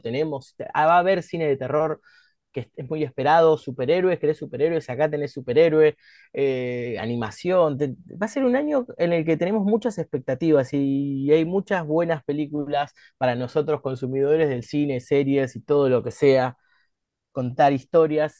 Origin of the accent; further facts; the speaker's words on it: Argentina; como argentinos